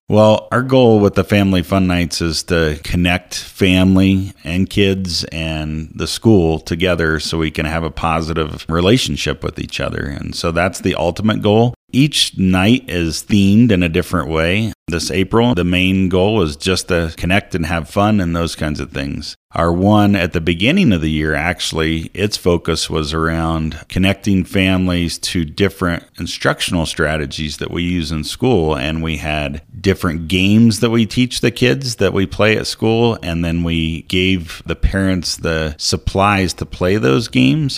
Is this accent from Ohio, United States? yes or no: yes; Ohio, United States; moved away as an adult; also born or lived in Colorado Springs, Colorado / Brush, Colorado; now in Monte Vista, United States; I grew up in a small town in Ohio